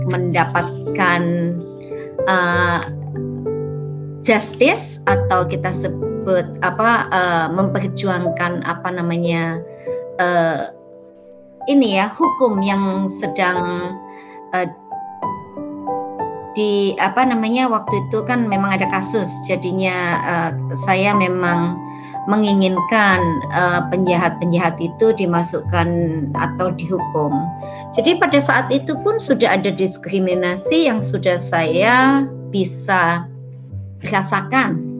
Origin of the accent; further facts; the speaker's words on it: Indonesia; now in New York, United States; saya asli Indonesia, uh, tapi sudah menetap di uh, negara paman, paman Sam. Saya di New York sudah uh, sudah hampir 20 tahun.